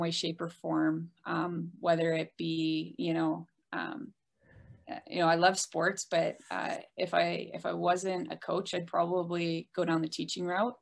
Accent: Rochester, New York, United States; I got my first opportunity as a coach back in my hometown at RIT

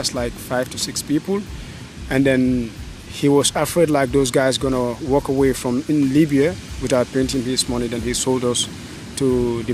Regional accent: North Bank, Gambia; moved away as an adult; born from the north bank of the Gambia, New Mindofa.

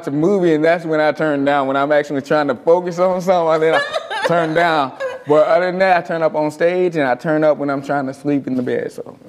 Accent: Leesburg, Florida, United States; also born or lived in Bushnell, Florida; I was born in Leesburg.

